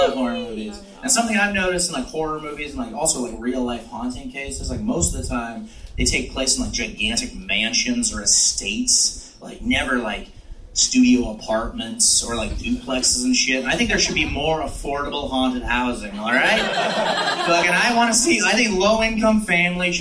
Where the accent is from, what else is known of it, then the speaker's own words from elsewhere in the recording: Washington, United States; now in San Francisco, United States; I'm originally from Washington State